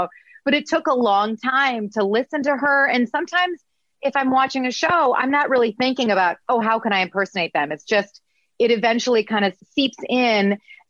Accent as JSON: {"language": "English", "region": "Midwest", "country": "United States", "accent": "Midwest", "said": "I had to get rid of my Midwest accent"}